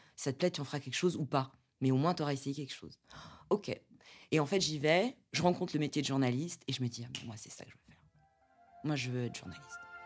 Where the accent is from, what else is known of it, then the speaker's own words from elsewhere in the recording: Porto-Vecchio, Corsica, France; also born or lived in Paris; now in Saint-Ouen, France; J'ai grandi en Corse